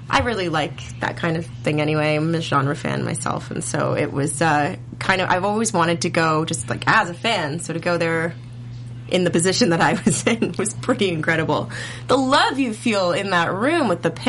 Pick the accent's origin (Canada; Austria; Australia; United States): Canada; also born or lived in Toronto; I'm Canadian